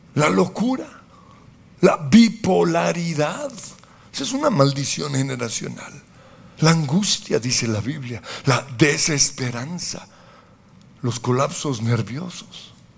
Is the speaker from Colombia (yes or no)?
yes; Colombia; como colombianos